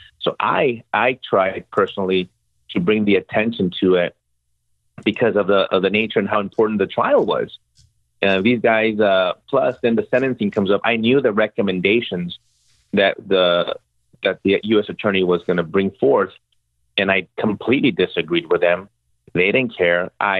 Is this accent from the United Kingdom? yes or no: no; Mexico; now in United States; They couldn't get enrolled in school because we came from Mexico and they needed special vaccinations